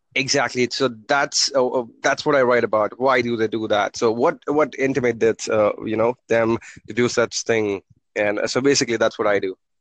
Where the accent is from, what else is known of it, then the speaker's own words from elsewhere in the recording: India; I'm from India